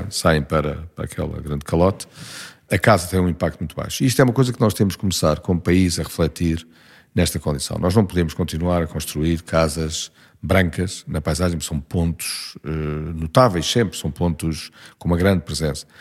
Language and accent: Portuguese; Lisbon, Portugal; tudo se diz Lisboa. Estudei, vivo, é trabalhei